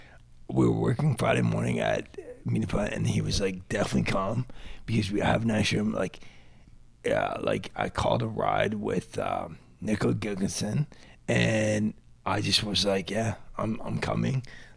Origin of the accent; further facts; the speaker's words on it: London, Ontario, Canada; I was born and raised in London, Ontario.